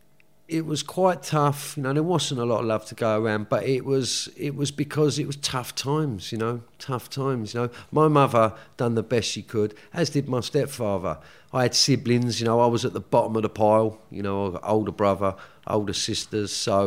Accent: London, United Kingdom; Well, I grew up in Woolwich, which is South East London. You know, normal working class family. Mother, Irish immigrant, you know, came here in the 60s.

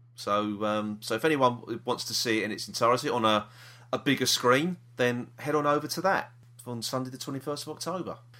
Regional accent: London, United Kingdom; we're from South East London

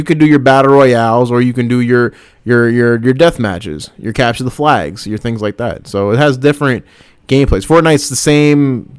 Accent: the South, United States; I'm from the South.

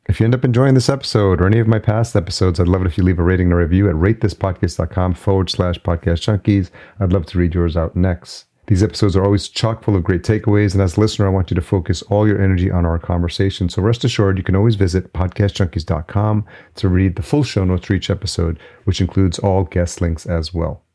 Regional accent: New York City, New York, United States; moved away; I'm a New Yorker at heart. It'll always be in my blood.

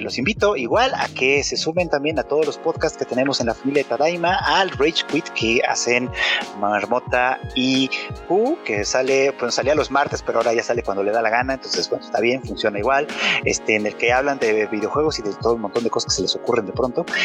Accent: Mexico

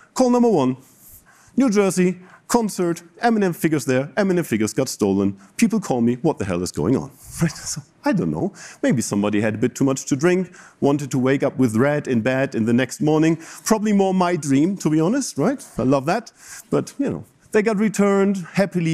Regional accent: Bremen, Germany; moved away as an adult; also born or lived in Japan; now in Chicago, United States; My hometown is Bremen

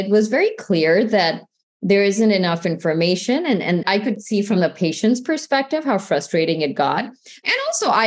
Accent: St. Louis, Missouri, United States; I grew up in the Midwest in the St. Louis area

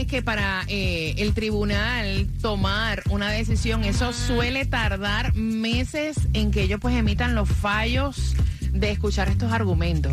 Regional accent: Fajardo, Puerto Rico; now in Miami, United States; mi pueblo, Fajardo, Puerto Rico

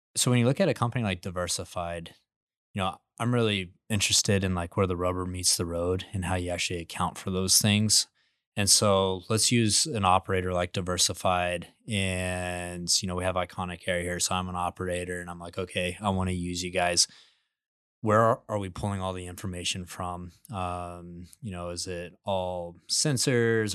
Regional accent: Midland, Texas, United States; I grew up in Midland, Texas, the biggest oil field in the United States

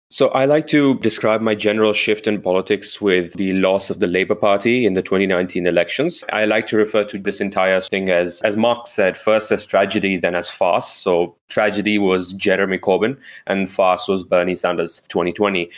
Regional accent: India; moved away; I am an Indian citizen

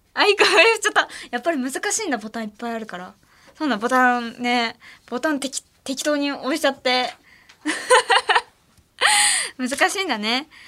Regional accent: Ehime, Japan; 私の地元の愛媛では七夕ゼリーが出てた

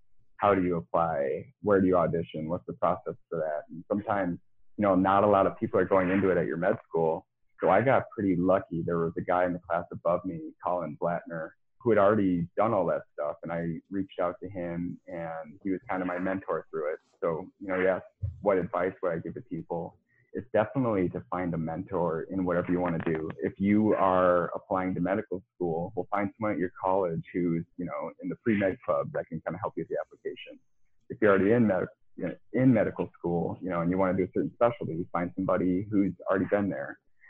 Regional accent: Midwest, United States; growing up in the Midwest and it's cold in the winter and it's dry.

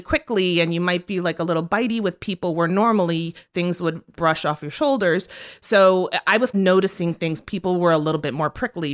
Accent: South Florida, United States; moved away as an adult; now in New York, United States; I was born in New York, but I was raised in South Florida

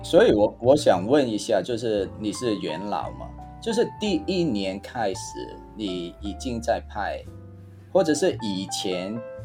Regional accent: Hong Kong; now in Taiwan; 因为我是从香港来的嘛

